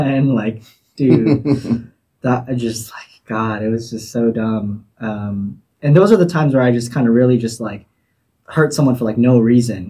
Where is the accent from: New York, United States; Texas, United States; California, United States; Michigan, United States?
California, United States; Torrance; I grew up in Torrance in Southern California